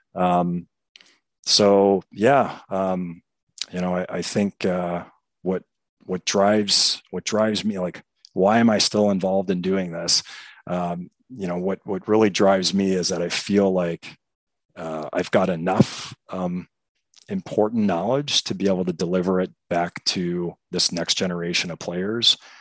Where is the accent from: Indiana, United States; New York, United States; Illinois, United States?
Illinois, United States; Chicago; also born or lived in De Pere, Wisconsin; I'm born and raised in Chicago, uh, particular the southwest suburbs